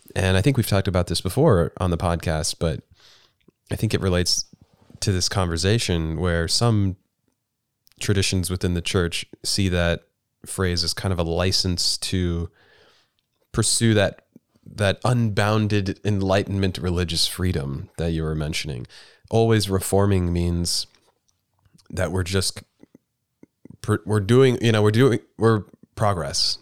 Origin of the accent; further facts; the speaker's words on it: United States; as an American